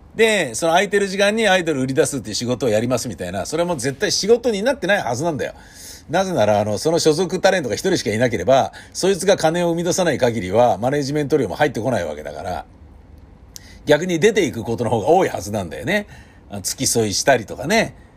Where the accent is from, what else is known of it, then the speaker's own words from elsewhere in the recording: Tokyo, Japan; 東京生まれ